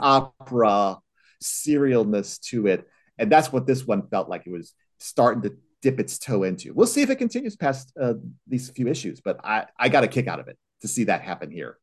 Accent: Chicago, Illinois, United States; I was in the Chicago area myself

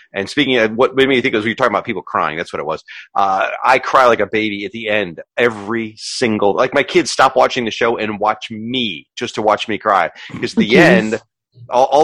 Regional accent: the South, United States; I'm from the South

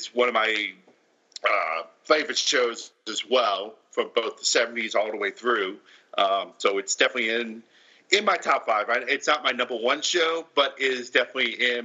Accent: New Orleans, Louisiana, United States; I grew up in New Orleans. That was my hometown.

